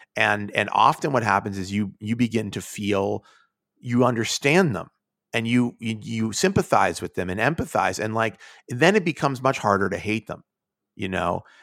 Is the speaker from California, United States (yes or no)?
no; Pittsburgh, Pennsylvania, United States; now in New York, United States; I'm from Pittsburgh